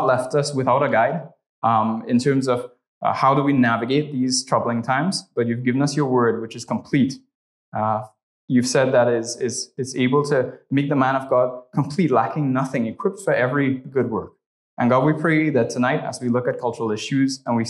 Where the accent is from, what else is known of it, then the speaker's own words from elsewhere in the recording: Trinidad & Tobago; moved away; I'm originally from Trinidad and Tobago, so if you hear the accent, that's where that's from